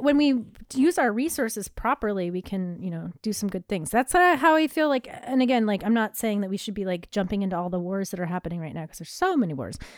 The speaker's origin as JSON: {"language": "English", "country": "United States", "said": "as an American"}